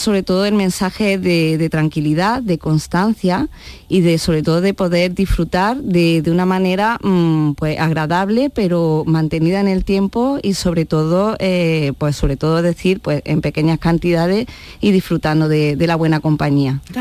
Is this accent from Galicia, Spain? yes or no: no; Andalusia, Spain; somos andaluces, nos corre la sangre por las venas